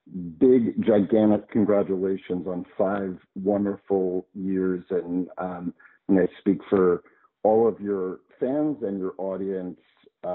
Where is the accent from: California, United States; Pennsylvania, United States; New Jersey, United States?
New Jersey, United States; also born or lived in San Francisco Bay Area / San Diego; now in Florida, United States; I grew up in New Jersey, shockingly, right? East Coaster, went to get my doctorate in psychology in the San Francisco Bay Area, lived in San Diego for 15 years, and a year ago moved back to Florida.